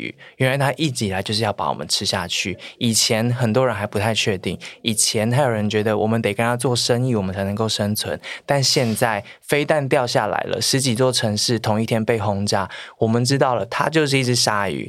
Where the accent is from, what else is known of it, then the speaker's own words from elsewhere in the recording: Taiwan; 就因为我来自台湾